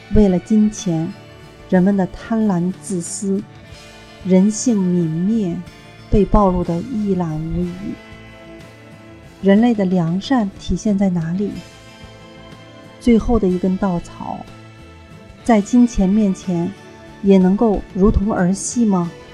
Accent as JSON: {"language": "Chinese", "town": "Liaocheng", "region": "Shandong", "country": "China", "tie": "born or raised there", "said": "我们老家就是山东聊城的"}